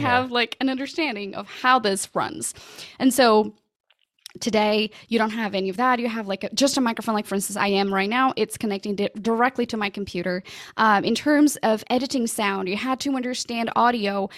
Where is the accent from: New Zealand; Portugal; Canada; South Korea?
Portugal; first language Portuguese; English is a second language; moved away as an adult; also born or lived in London, United Kingdom; now in United States; I'm originally from Portugal.